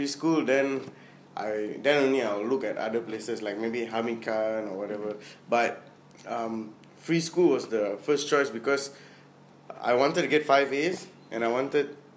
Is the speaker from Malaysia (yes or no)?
yes; Penang, Malaysia; I came from Bukit Glugor. I actually did my Standard 4, Standard 5, Standard 6 there